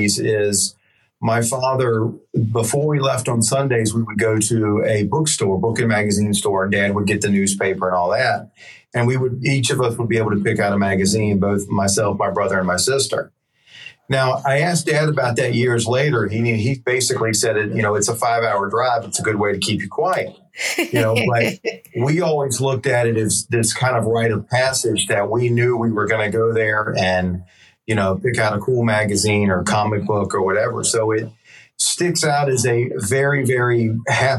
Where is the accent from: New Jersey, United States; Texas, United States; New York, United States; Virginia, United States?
Virginia, United States; Hampton Roads; I, of course, live in Hampton Roads, Virginia, which is essentially Norfolk, Virginia Beach, Virginia area. I lived here all my life.